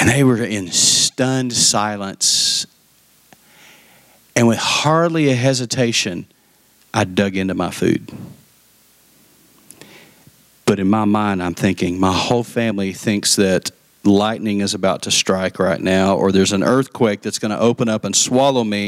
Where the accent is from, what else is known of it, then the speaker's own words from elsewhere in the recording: Lubbock, Texas, United States; moved away as an adult; also born or lived in Dallas-Fort Worth, Texas; I went back to Lubbock, to my hometown